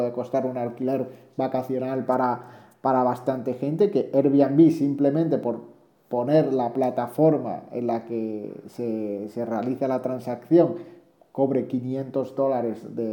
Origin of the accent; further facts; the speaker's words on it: Granada, Andalusia, Spain; yo que soy de Granada